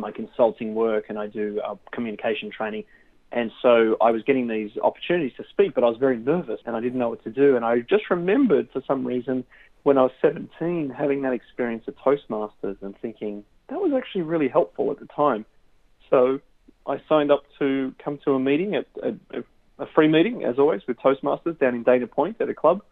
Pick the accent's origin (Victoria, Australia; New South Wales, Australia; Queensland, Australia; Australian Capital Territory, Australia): New South Wales, Australia; Sydney; moved away as an adult; now in Southern California, United States; I grew up in Australia in Sydney